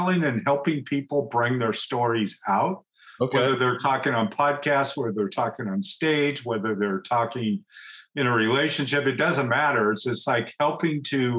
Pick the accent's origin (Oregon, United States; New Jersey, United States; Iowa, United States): Oregon, United States; Beaverton; I grew up actually in Beaverton